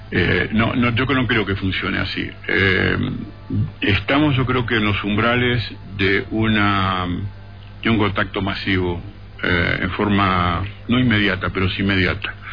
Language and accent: Spanish; Buenos Aires, Argentina; born there; now in Capilla del Monte, Argentina; Para Capilla del Monte, que así se llama mi pueblo de adopción, porque yo nací en Buenos Aires